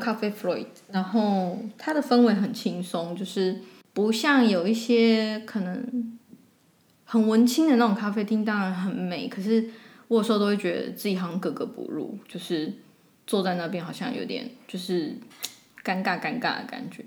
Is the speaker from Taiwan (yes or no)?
yes; Taiwan; also born or lived in Barcelona, Spain; now in Zurich, Switzerland